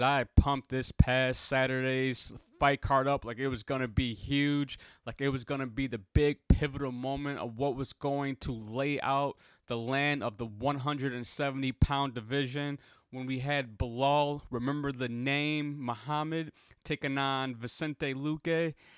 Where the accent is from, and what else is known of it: Chicago, Illinois, United States